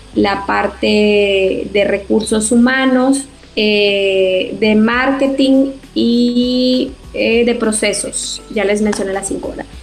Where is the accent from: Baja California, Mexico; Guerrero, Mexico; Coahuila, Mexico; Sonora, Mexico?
Coahuila, Mexico; Torreón; moved away; soy originaria de Torre Coahuila